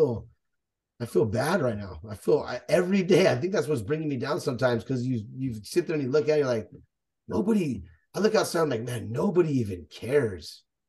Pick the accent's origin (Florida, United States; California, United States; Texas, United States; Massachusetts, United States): Texas, United States; We're from Texas, bro.